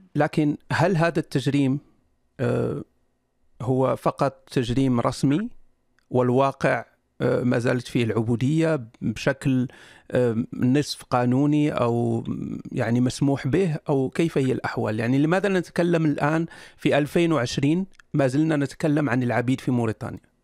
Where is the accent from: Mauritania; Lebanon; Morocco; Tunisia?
Morocco; أنا مغربي